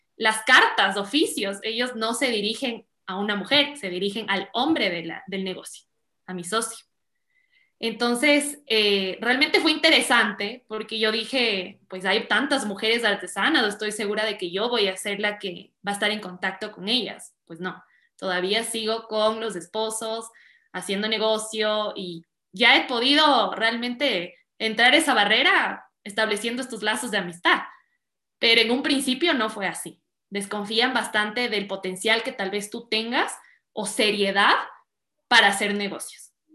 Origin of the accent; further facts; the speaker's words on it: Quito, Pichincha, Ecuador; also born or lived in California; yo soy quiteña